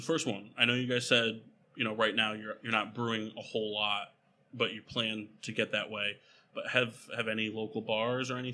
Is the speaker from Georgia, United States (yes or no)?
no; Middletown, Connecticut, United States; now in Wallingford, United States; I'm from Middletown originally, and, you know, which is not that far away